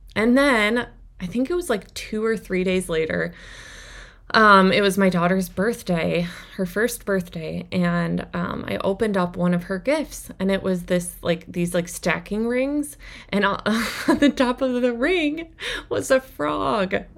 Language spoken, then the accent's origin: English; Minnesota, United States; I grew up in Minnesota in a smaller town